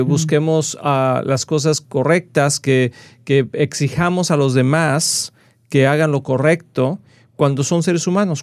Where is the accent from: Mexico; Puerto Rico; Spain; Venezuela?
Mexico; yo soy mexicano de nacimiento